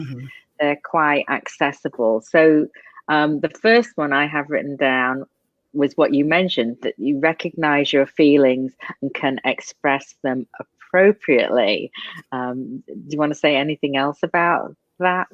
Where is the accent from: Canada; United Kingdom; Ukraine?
United Kingdom; England; moved away; I'm from England